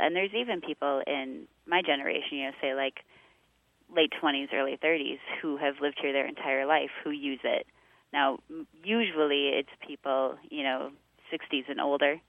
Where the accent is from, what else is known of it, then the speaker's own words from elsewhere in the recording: Fort Atkinson, Wisconsin, United States; now in Stevens Point, United States; Fort Atkinson, that being my hometown.